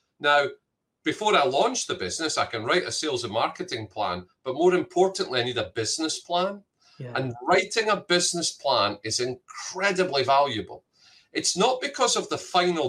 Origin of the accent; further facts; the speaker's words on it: Scotland, United Kingdom; moved away; I'm Scottish